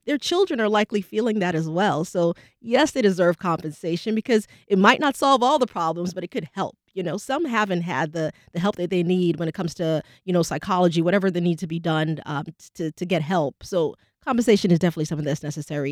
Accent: New York City, New York, United States; now in Jacksonville, United States; I'm from New York City

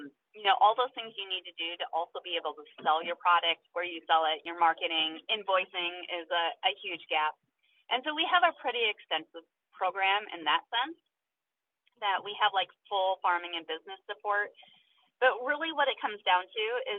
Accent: Iowa, United States; growing up in Iowa

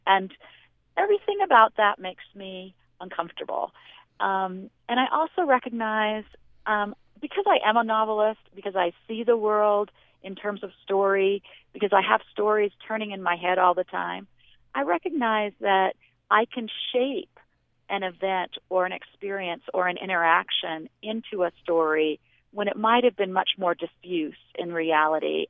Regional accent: Washington, United States; also born or lived in Pacific Northwest; now in Las Vegas, United States; I grew up in Washington

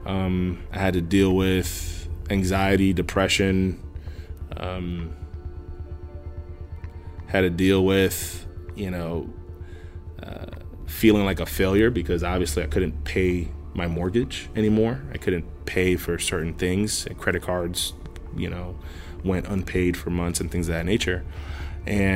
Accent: Miami, Florida, United States; born or raised there; also born or lived in Brooklyn, New York; now in Homestead, United States

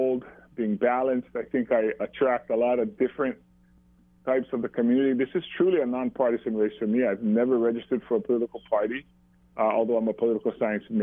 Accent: Maui, Hawaii, United States; live here on Maui when I grew up

